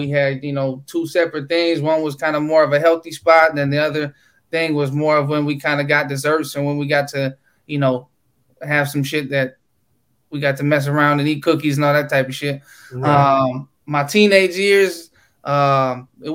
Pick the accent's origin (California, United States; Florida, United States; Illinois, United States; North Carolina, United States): California, United States; Lodi; I'm from Lodi, California